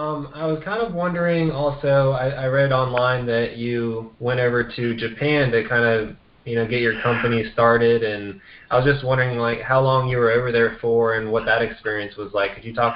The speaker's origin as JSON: {"language": "English", "region": "Vienna", "country": "Austria", "tie": "born or raised there", "said": "I grew up in Vienna, Austria, with my parents when they were working over there"}